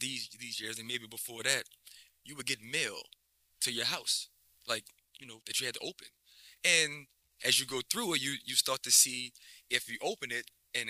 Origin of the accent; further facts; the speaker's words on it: New Orleans, Louisiana, United States; born and raised in New Orleans East.